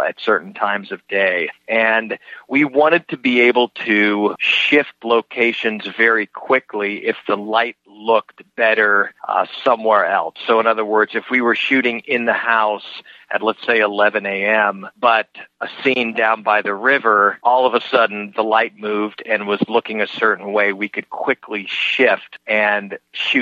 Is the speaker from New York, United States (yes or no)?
no; Colorado, United States; moved away; I grew up in Colorado